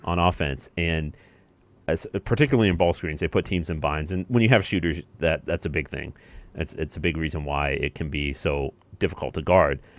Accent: Indiana, United States; I grew up in Indiana and I went to Purdue.

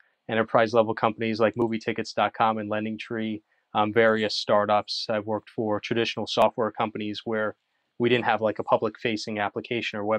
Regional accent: South Florida, United States; moved away as an adult; also born or lived in Cranston, Rhode Island; now in Charlotte, United States; I'm originally from Cranston, Rhode Island, but I was raised in South Florida

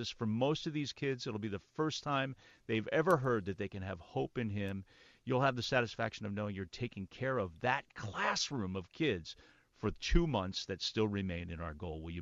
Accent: United States; And they know I'm American but they never say that.

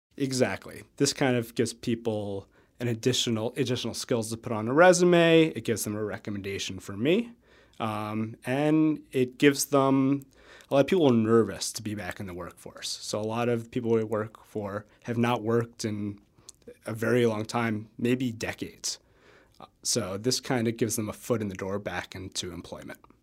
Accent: New York, United States; now in Madison, United States; so I'm from New York

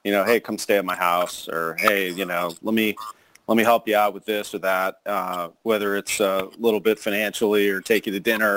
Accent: St. Louis, Missouri, United States; I grew up here in St. Louis

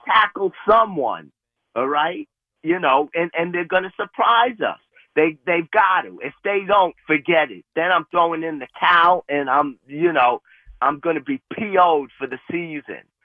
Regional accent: New York City, New York, United States; now in Saratoga, United States; I grew up in the Bronx back when rap first came about

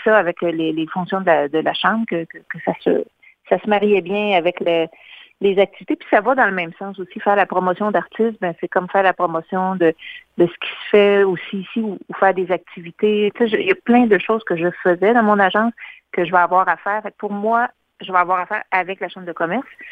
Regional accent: Louiseville, Quebec, Canada; je suis originaire de Louisville et j'habite à Louisville euh, actuellement aussi depuis plusieurs années.

